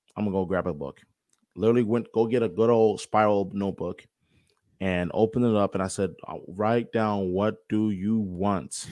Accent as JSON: {"language": "English", "region": "New York", "country": "United States", "tie": "born or raised there", "said": "when I was seven, eight years old, um, waking up every morning, growing up in New York"}